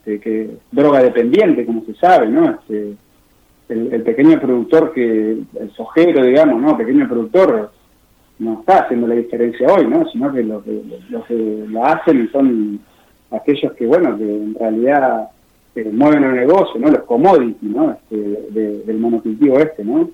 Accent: Paraná, Entre Ríos, Argentina; muchos integrantes de las que trabajamos ahí en la granja con la misma cooperativa somos de Paraná

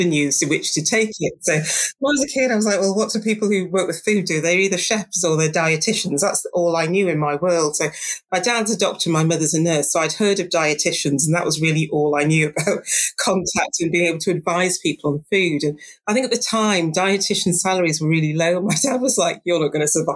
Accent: Darlington, North East England, United Kingdom; I grew up in Darlington. So it's just on the border of North Yorkshire. It's at the bottom end of County Durham

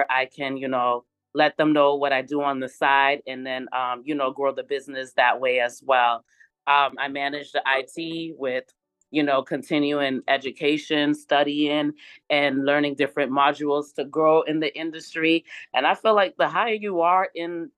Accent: Boston, Massachusetts, United States; moved away; I'm from Boston, Massachusetts, born and raised

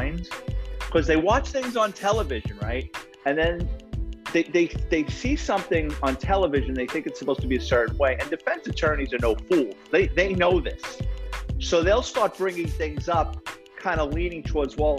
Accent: New York City, New York, United States; It's about growing up in the Bronx

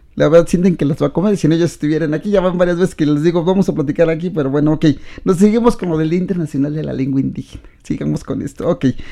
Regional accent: Mexico

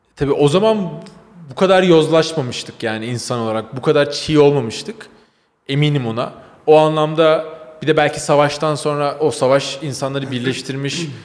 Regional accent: Turkey

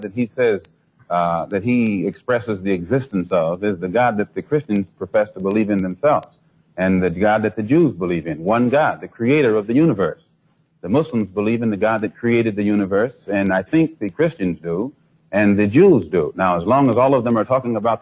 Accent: United States; being an American and not having not being able to speak the Arabic language

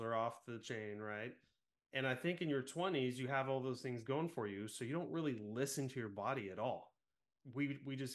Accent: Central California, United States; I was born and raised in Central California

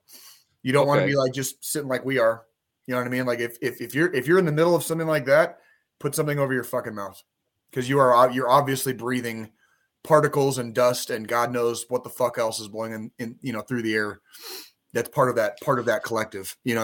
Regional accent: Arizona, United States; growing up in Arizona

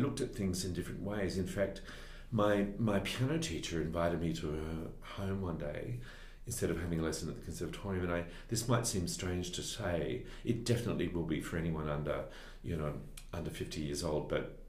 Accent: Sydney, New South Wales, Australia; I am. I was brought up in West Pymble

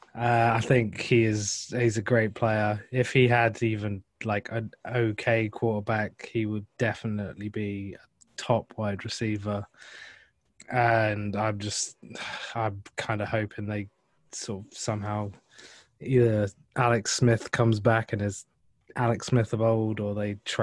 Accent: England, United Kingdom; I'm from England.

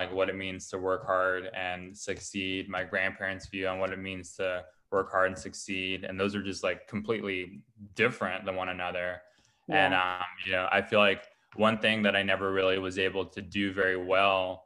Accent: Los Angeles, California, United States; I grew up in Glassell Park, which is like Northeast Los Angeles area

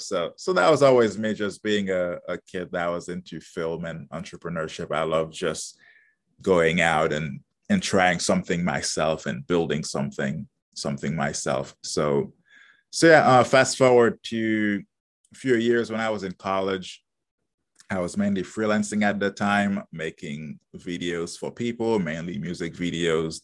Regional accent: Haiti; moved away; originally I'm from Haiti. That's where I was born and grew up.

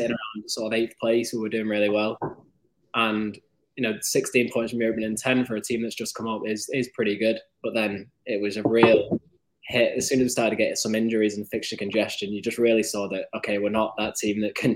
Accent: Wigan, North West England, United Kingdom; I was born actually in Wigan. I was born in a little place called Billund, which is like the borough of Wigan.

